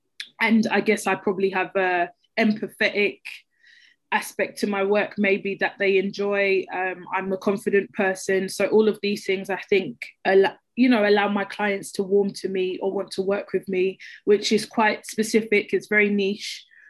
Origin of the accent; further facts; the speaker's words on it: London, United Kingdom; I grew up in Peckham